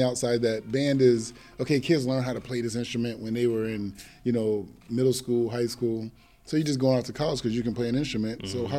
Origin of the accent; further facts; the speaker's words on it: New England, United States; moved away as an adult; also born or lived in Virginia; a person growing up in New England, when I first moved to Virginia in 92